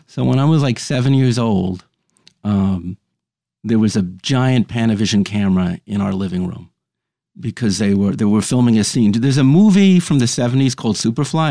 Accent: New York City, New York, United States; I grew up on the Upper West Side of Manhattan

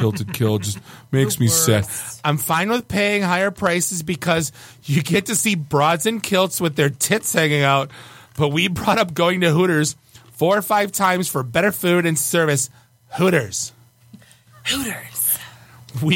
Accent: Rochester, Michigan, United States; my hometown of Rochester, Michigan

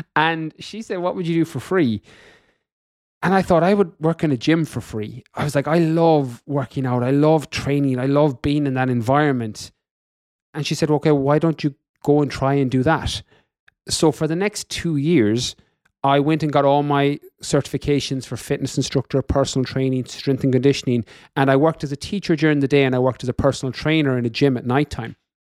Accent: west of Ireland, Ireland; moved away as an adult; also born or lived in London, United Kingdom / California, United States; I'm from Ireland, in the west of Ireland

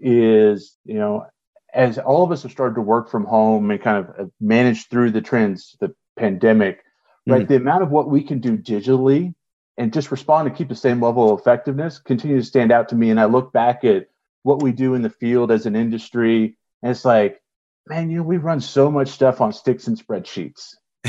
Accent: Colorado, United States; also born or lived in South / Southwest; so for the most part, having started growing up in the South and the Southwest, when we moved up here to Colorado, probably like fourth grade, right?

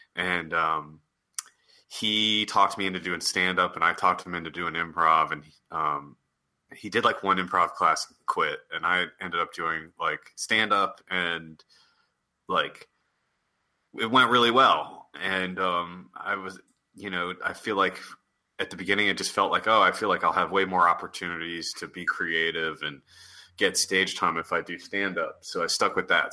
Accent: East Coast, United States; now in Los Angeles, United States; I'm from the East Coast

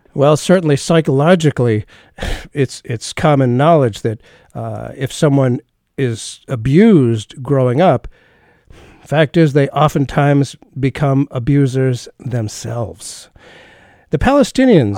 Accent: United States; I'm an American, we're both Jewish

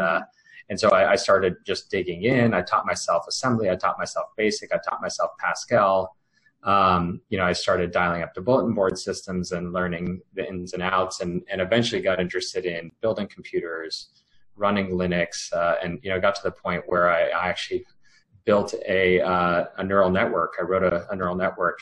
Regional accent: United States; I grew up uh, first generation, born from uh, you know immigrants from India, and and you know grew up speaking two languages at home, learning about Indian culture as well as American culture

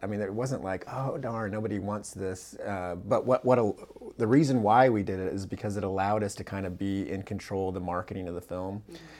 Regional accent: Central California, United States; now in Orange County, United States; where I was born and raised in Central California

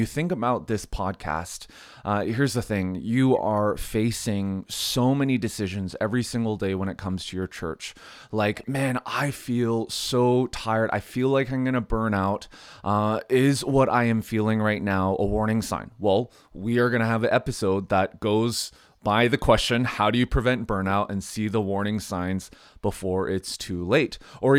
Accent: Canada; Hey, I'm Canadian, so this podcast neutral.

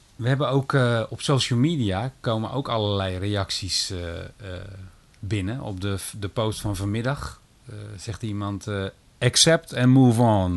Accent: Rotterdam, South Holland, Netherlands; Ik ben een geboren en getogen Rotterdammer.

